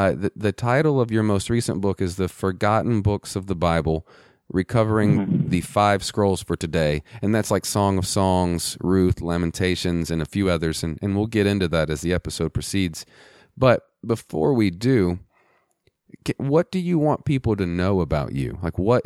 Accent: West Texas, United States; moved away; also born or lived in Virginia; I'm from West Texas.

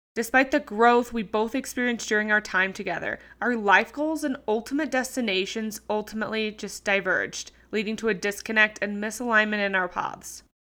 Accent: Sydney, New South Wales, Australia; moved away as an adult; from Sydney, Australia, my hometown.

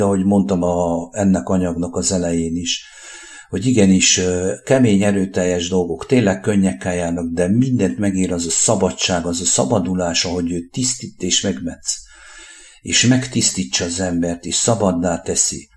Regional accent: Székely Land, Romania; now in Hungary

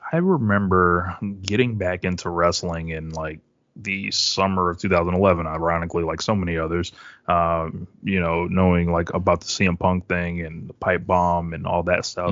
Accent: Springfield, Massachusetts, United States; I'm from Springfield, Massachusetts originally

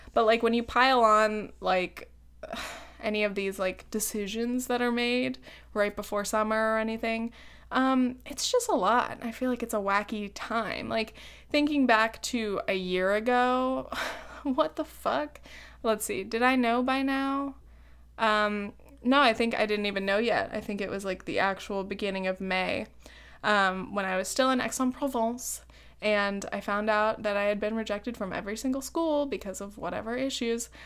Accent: Laguna Beach, California, United States; now in New York, United States

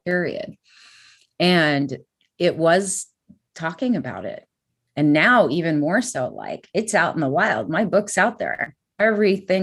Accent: California, United States; growing up in California, it's a melting pot

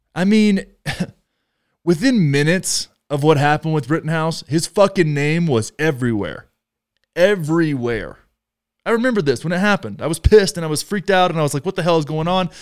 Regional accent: Texas, United States; close to my hometown

